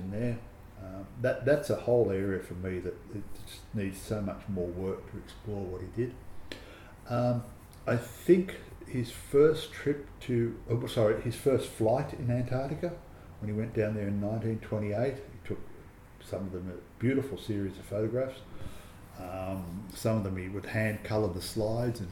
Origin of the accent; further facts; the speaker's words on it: Australia; as an Australian